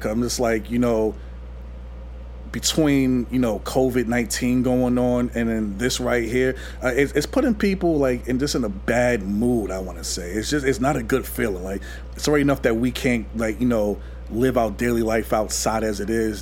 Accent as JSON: {"language": "English", "town": "New York City", "region": "New York", "country": "United States", "said": "we both from New York and everything. I'm from Queens"}